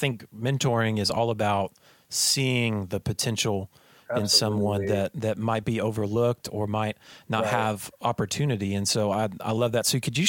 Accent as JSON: {"language": "English", "town": "Houston", "region": "Texas", "country": "United States", "said": "because I'm from Houston."}